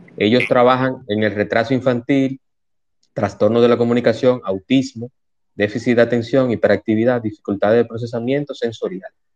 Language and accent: Spanish; Santo Domingo, Distrito Nacional, Dominican Republic; now in Punta Cana, Dominican Republic; yo nací en Santo Domingo, yo vivo en Punta Cana